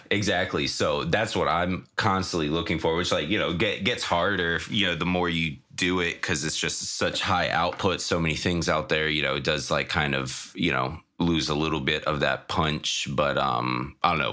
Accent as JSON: {"language": "English", "region": "Virginia", "country": "United States", "tie": "born or raised there", "said": "I grew up in Virginia"}